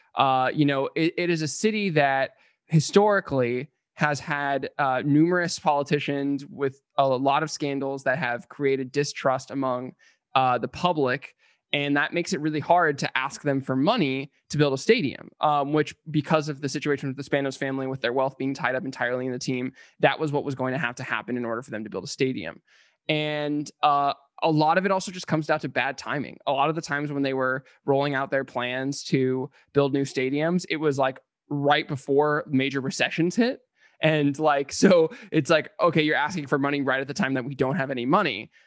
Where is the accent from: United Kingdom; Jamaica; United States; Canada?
United States; San Diego, California; moved away as an adult; now in Los Angeles, United States; we're both born and raised in San Diego, Ben and I, um, and I've lived in L A since twenty thirteen